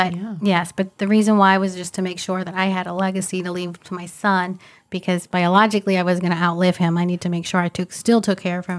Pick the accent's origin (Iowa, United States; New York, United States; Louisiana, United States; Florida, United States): Louisiana, United States; New Orleans; moved away as an adult; I'm originally from New Orleans. I studied in Louisiana, moved here about 17 years ago now.